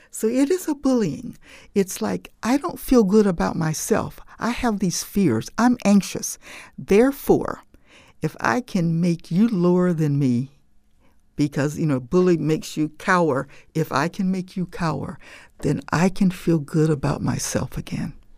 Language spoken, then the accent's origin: English; Jim Crow South, United States; my growing up in Jim Crow